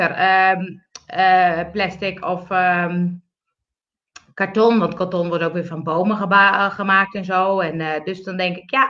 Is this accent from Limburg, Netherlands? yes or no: yes; Montfort, Limburg, Netherlands; bij ons in Montfort hadden we die machines nog niet.